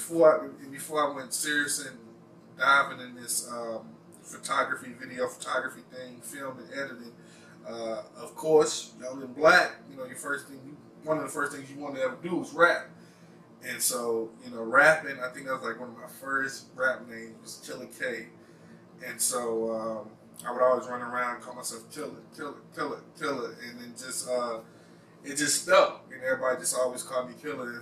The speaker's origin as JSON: {"language": "English", "town": "Wagram", "region": "North Carolina", "country": "United States", "tie": "born or raised there", "also_born_or_lived": "New York City", "said": "I was born in New York City, and I was raised in this small little country town called Wagram, North Carolina."}